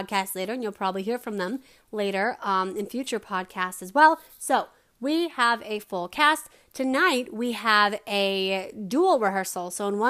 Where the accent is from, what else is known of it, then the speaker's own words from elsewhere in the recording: Denver, Colorado, United States; also born or lived in Arvada; I'm from Denver.